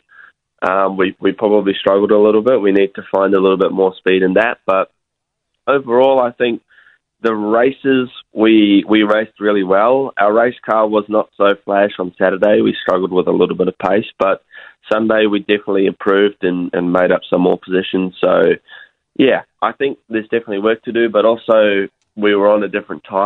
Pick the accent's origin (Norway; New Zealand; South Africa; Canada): New Zealand; Pukekohe, Auckland; now in Australia; I'm actually from Pukki Koe